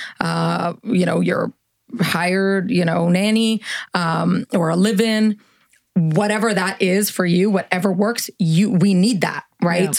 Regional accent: Canada; moved away as an adult; also born or lived in New York City, United States / Los Angeles, United States; I'm from Canada. So I was traveling to Canada to visit my family.

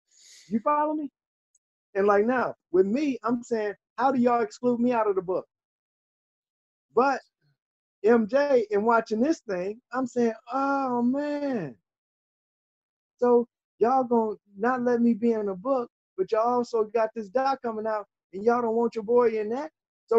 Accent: Chicago, Illinois, United States; And I'm from Chicago. I'm from here.

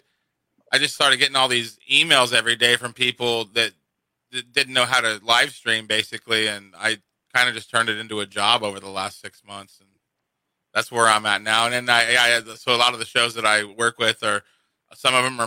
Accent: Kansas, United States; moved away as an adult; also born or lived in East Coast; now in Phoenix, United States; Like, I'm a Kansas boy. I'm from Kansas.

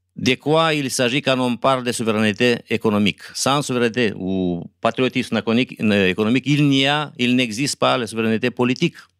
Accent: Moldova

